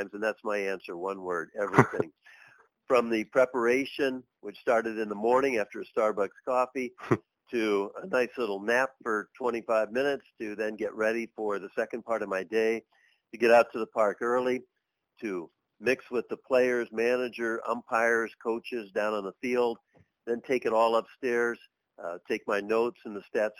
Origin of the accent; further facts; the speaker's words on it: San Francisco, California, United States; I went to my first 49ers game when I was 8 years old in San Francisco, where I grew up in the Bay Area.